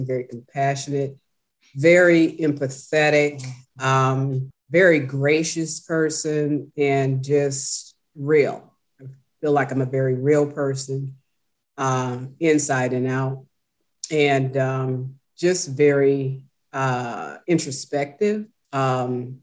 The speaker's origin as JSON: {"language": "English", "town": "Chicago", "region": "Illinois", "country": "United States", "tie": "born or raised there", "also_born_or_lived": "Washington, District of Columbia, United States", "said": "I was born and raised in Chicago. Chicago is my home."}